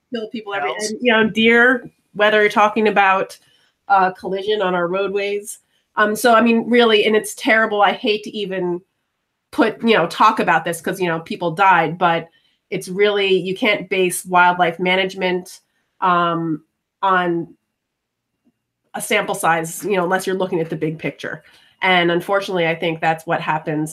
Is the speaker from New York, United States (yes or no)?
yes; New York, United States; growing up in New York